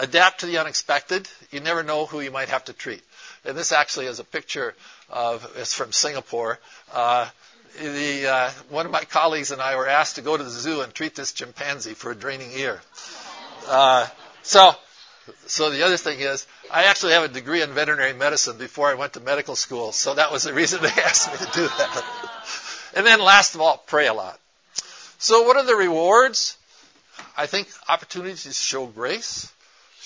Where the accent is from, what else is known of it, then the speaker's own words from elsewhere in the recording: Portland, Oregon, United States; I'm from Portland, Oregon